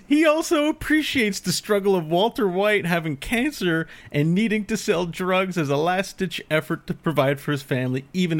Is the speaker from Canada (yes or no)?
yes; Canada; It's so important to me as a Canadian.